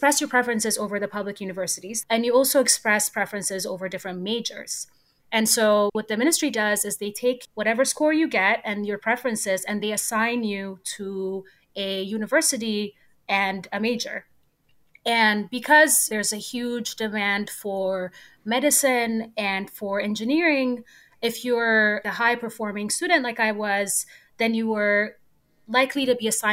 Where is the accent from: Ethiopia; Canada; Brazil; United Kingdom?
Ethiopia; Addis Ababa; moved away as an adult; also born or lived in Cambridge, Massachusetts, United States; now in United States; I was born and raised in Ethiopia. I grew up in Addis Ababa, which is just a giant